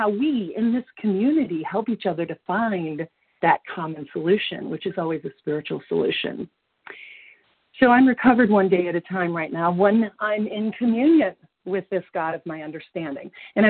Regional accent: Colorado, United States; I'm from Colorado.

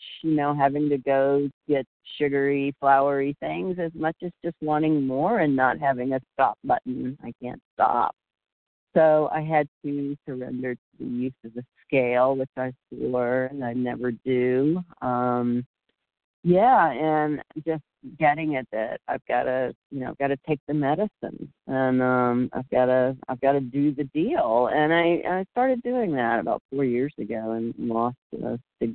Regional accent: Florida, United States; being really outdoorsy and active growing up in Florida

